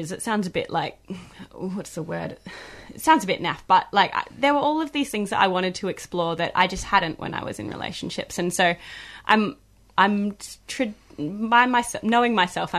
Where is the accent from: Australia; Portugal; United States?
Australia; Queensland; I'm from Queensland, I refer to bathing suits as togs.